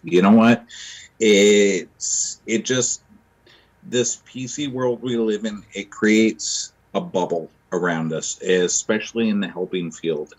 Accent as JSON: {"language": "English", "town": "Vancouver", "region": "British Columbia", "country": "Canada", "tie": "born or raised there", "moved": "yes", "lives_now": "Winnipeg, Canada", "said": "I live in Winnipeg now. I'm originally from Vancouver. Um, where to begin? I I grew up in the foster system in the mid 80s and early 90s in BC"}